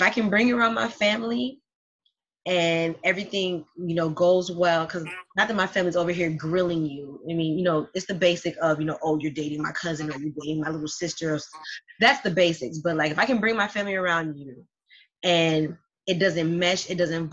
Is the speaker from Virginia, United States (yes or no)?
no; Miami, Florida, United States; I'm from Miami. I speak Spanish too.